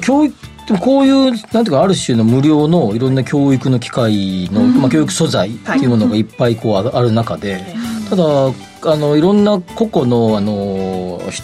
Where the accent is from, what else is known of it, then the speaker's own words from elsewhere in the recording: Kansai, Japan; now in Tokyo, Japan; 出身があっちなんで